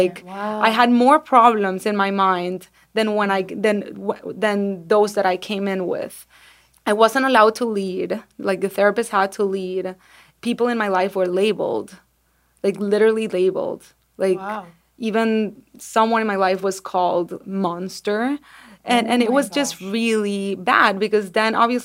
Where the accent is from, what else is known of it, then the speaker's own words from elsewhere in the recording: Venezuela; now in United States; I'm from Venezuela